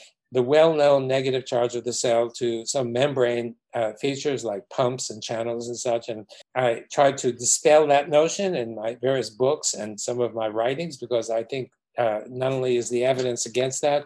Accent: New York City, New York, United States; growing up in New York City, in Brooklyn

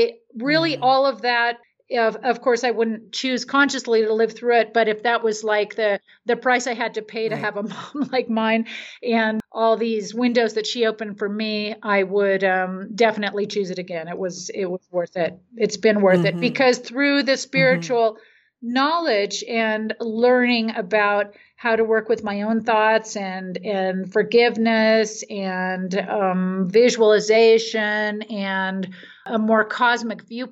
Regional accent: Marin County, California, United States; moved away as an adult; also born or lived in San Francisco, California; now in Mexico; I grew up in Marin County

